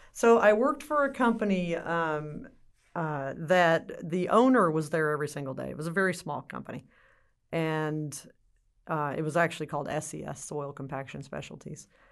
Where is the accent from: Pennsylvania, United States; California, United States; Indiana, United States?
California, United States; now in Texas, United States; am from California originally, but I've been in Texas for a very, very long time, so I should be considered a Texan